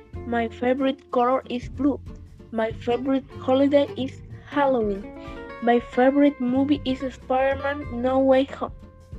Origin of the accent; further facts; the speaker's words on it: Chile; I'm from Chile. I am in grade 6. I am 11 years old.